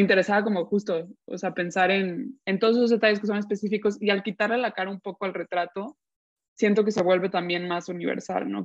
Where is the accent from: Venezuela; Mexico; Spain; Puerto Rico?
Mexico; Guadalajara, Jalisco; moved away as an adult; also born or lived in United States; yo de Guadalajara